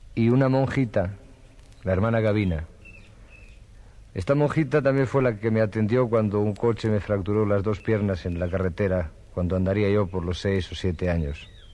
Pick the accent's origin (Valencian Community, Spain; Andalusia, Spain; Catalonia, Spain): Catalonia, Spain; Barcelona; Nací en Barcelona un 27 de diciembre de 1943.